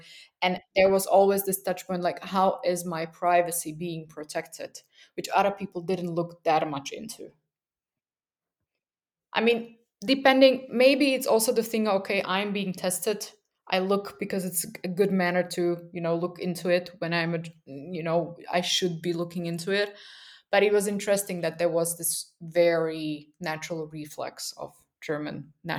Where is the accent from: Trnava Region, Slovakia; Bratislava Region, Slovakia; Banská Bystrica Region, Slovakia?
Bratislava Region, Slovakia; Bratislava; also born or lived in Berlin; now in Vienna, Austria; I'm in Vienna, Austria, which is just 60 kilometers far away from where I come from Bratislava. So it's after moving here from Berlin, it was very surreal.